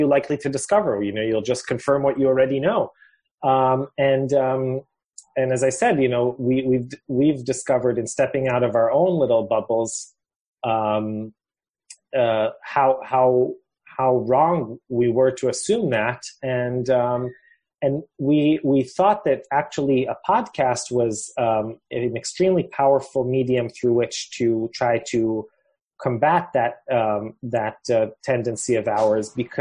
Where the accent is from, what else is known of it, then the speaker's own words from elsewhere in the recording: Jerusalem, Jerusalem District, Israel; I'm from Jerusalem